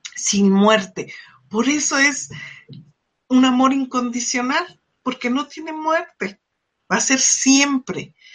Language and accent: Spanish; Mexico; como mexicanos